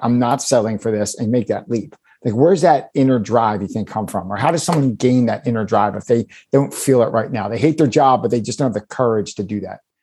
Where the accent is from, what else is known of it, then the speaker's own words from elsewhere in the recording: Philadelphia, Pennsylvania, United States; I grew up in Philadelphia. I've been here my whole life.